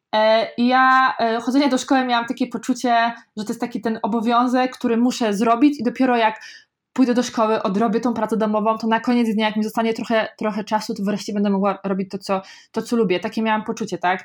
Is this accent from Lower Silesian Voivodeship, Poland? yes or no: no; Kozienice, Masovian Voivodeship, Poland; now in Warsaw, Poland; najpierw wychowałam się w ogóle takiej bardzo małej, ma, małej wsi przez pierwsze 10 lat życia, potem niedaleko e, dalej przeprowadziliśmy się do, pod małe miasteczko też yy, Kozienice, Mm, ja nie mieszkałam w samych Kozienicach, tuż pod Kozienicami